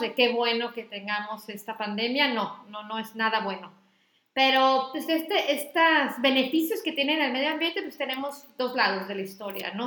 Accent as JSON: {"language": "Spanish", "town": "Acapulco", "region": "Guerrero", "country": "Mexico", "tie": "born or raised there", "also_born_or_lived": "Mexico City", "moved": "as an adult", "lives_now": "Tijuana, Mexico", "said": "yo crecí en, en Acapulco"}